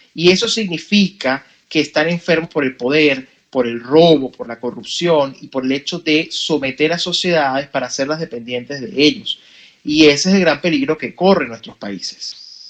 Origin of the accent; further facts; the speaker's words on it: Venezuela; no pude crecer en mi niñez total o mi adolescencia en un país donde yo realmente podía haber sido libre